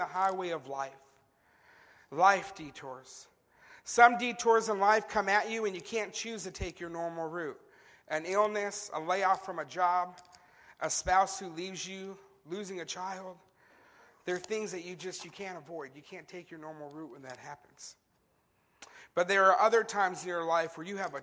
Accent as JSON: {"language": "English", "region": "California", "country": "United States", "tie": "born or raised there", "said": "growing up in California"}